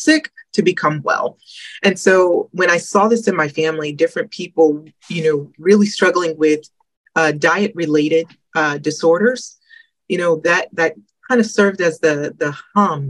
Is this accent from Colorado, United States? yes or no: no; Georgia, United States; moved away as an adult; also born or lived in Detroit, Michigan / South Carolina; I was born in Michigan, Detroit, Michigan. And then my family moved when I was fairly young to Georgia. So I spent, you know, some of my life in Georgia